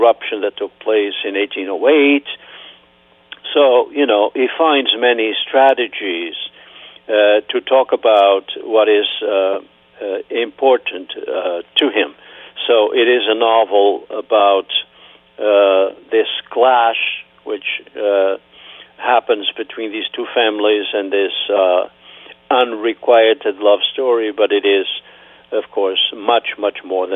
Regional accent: Terceira, Azores, Portugal; first language Portuguese; English is a second language; moved away as an adult; now in Massachusetts, United States; I am from Terceira

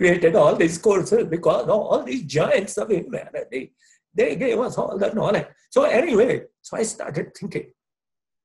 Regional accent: Punjab, India; moved away as an adult; also born or lived in Hawaii, United States / Oneonta, New York, United States; I used to think I'm a Punjabi, grew up in the Punjab area of India

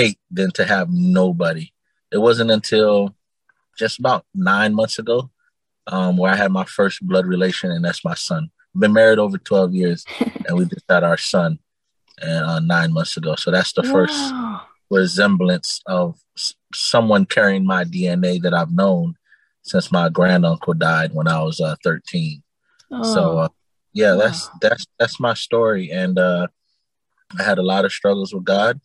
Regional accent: Immokalee, Florida, United States; also born or lived in Naples, Florida; I was born in Naples, Florida, but I grew up in a town called Immokalee

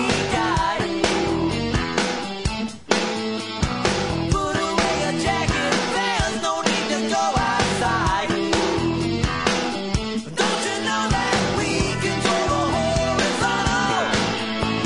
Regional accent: Chicago, Illinois, United States; moved away; also born or lived in California; I'm from Chicago, so we went back, and so it was like, went back to, like, my childhood neighborhood theater

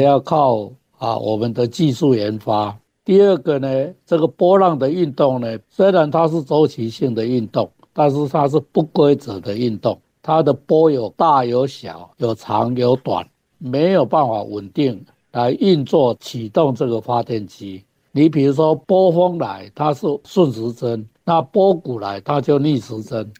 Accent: Taiwan; 我们台湾的冬天有很好的东北季风

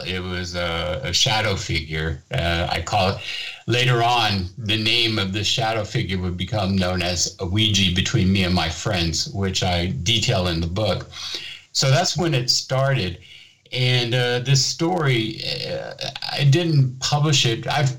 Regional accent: Germany; So I decided to go ahead and tell my story about my childhood growing up in Germany and when my father was stationed here

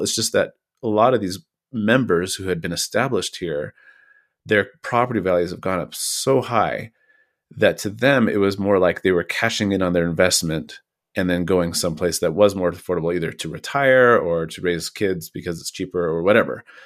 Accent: Kirkland, Washington, United States; moved away; the growth in my hometown of Kirkland was big enough

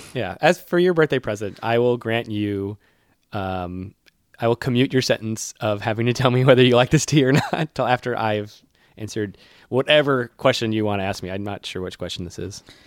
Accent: Worcester, Massachusetts, United States; my hometown, Worcester

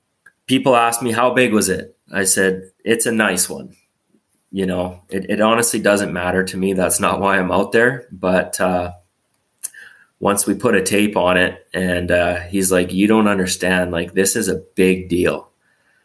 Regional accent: Revelstoke, British Columbia, Canada; I grew up in Revelstoke, in a small town, 7,000-8,000 people.

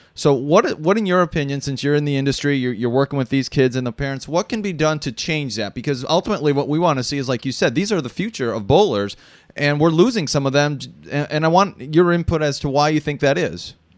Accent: Wisconsin, United States; I grew up in Wisconsin

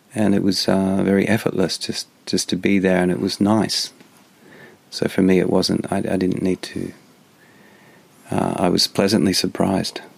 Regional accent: Australia; moved away; as an Australian

